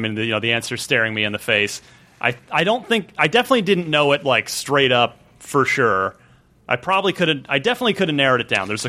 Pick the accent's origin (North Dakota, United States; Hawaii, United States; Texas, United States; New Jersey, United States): New Jersey, United States; New Jersey, my home state